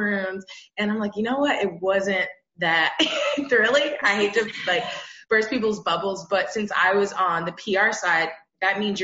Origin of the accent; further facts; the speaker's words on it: Florida, United States; moved away as an adult; now in Chicago, United States; I was born and raised in Florida